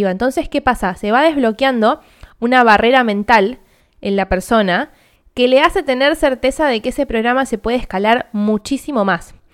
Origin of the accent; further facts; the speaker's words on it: Argentina; yo, como argentina y teniendo cuenta bancaria en Argentina, voy a elegir comprarlo a 250 mil pesos